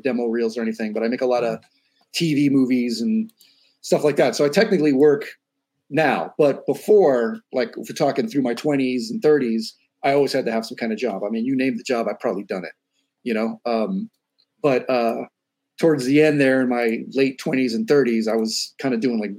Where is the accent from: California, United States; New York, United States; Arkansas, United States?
California, United States; San Francisco; moved away as an adult; now in Los Angeles, United States; Born and raised in San Francisco